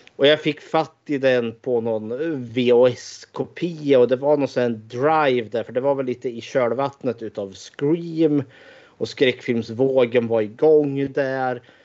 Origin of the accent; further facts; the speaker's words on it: Eskilstuna, Södermanland, Sweden; född och uppvuxen i Eskilstuna